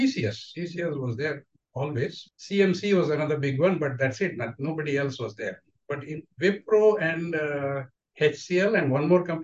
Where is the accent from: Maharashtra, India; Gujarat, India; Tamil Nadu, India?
Tamil Nadu, India; Tirunelveli; moved away as an adult; also born or lived in Tiruchirappalli / United States; I grew up in Tamil Nadu in Tirunelveli. I did all my schooling there